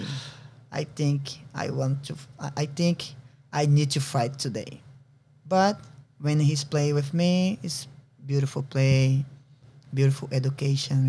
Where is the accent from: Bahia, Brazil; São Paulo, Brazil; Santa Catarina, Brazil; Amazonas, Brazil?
Bahia, Brazil; Itabuna; English is a second language; now in Hayward, United States; I'm from Itabuna.